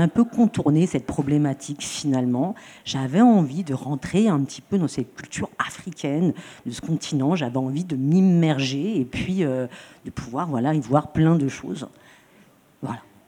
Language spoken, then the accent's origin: French; Troyes, Grand Est, France; now in Marseille, France; je viens de Troyes, à côté de Troyes. Ça, véritablement, c'est mon origine.